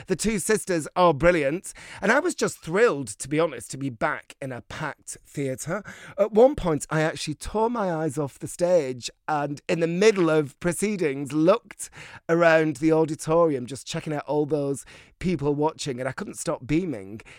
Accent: Bolton, North West England, United Kingdom; moved away; I grew up in Bolton

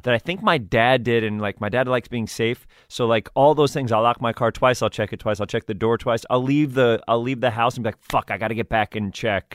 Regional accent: New York City, New York, United States; also born or lived in Edgemont, New York; I grew up in Riverdale

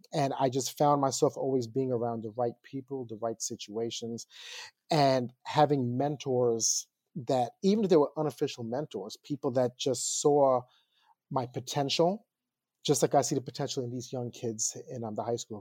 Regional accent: Long Island, New York, United States; moved away as an adult; now in Queens, New York, United States; I moved away from Long Island

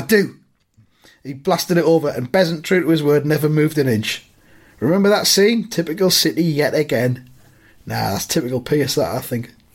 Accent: around Newcastle, North East England, United Kingdom; I was growing up around the Newcastle

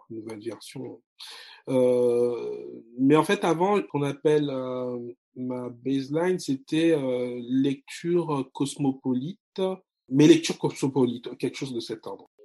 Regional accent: France; also born or lived in Congo; Je suis né en France, j'ai grandi en France, 15 ans au Congo. J'ai une double culture.

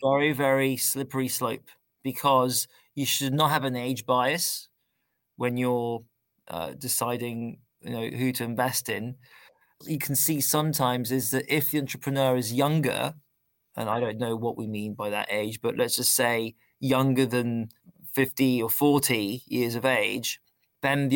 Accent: London, United Kingdom; moved away; I grew up in London.

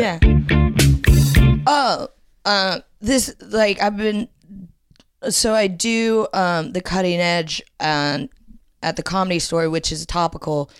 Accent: Ohio, United States; moved away as an adult; also born or lived in Indiana; now in London, United Kingdom; I grew up in Ohio

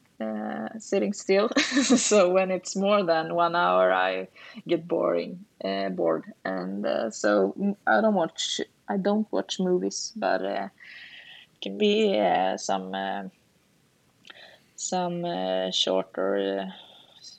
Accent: Lysehamn, Sweden; moved away as an adult; also born or lived in Falun; Lysehamn is like my hometown, but I haven't lived here the last 15 years

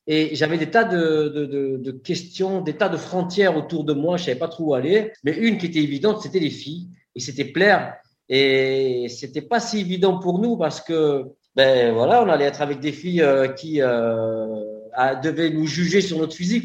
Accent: Marseille, Provence-Alpes-Côte d'Azur, France; je suis Marseillais

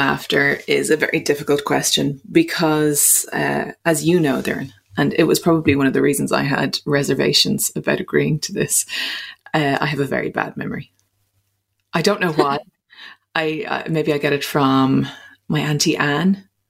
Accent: Munster, Ireland; accent: Clare; It was in my best Clare accent because I hadn't gone to school at that point. So Mom and Dad, obviously they were both from Clare. They had a Clare accent. So I had a Clare accent until probably 4 or 5, until I went to school.

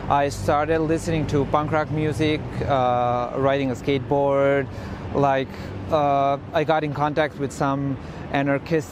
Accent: Osijek, Osijek-Baranja County, Croatia; moved away as an adult; also born or lived in Zagreb; I grew up in Croatia in Osijek. That's my hometown.

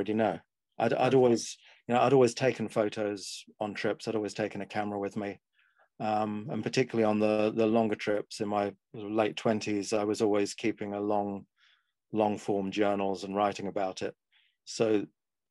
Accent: London, United Kingdom; also born or lived in Zagreb, Croatia; I was born in London, grew up around London

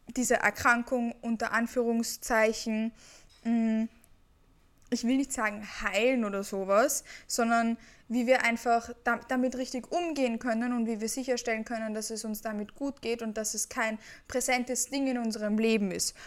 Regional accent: Vienna, Austria; Ich komme aus Wien und ich lebe auch in Wien

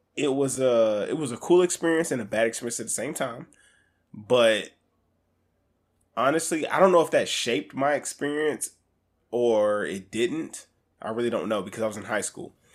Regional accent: Alaska, United States; I grew up in Alaska

